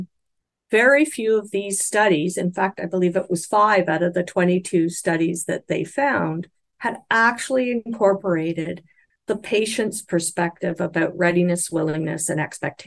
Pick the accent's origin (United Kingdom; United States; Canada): Canada; I'm speaking as a Canadian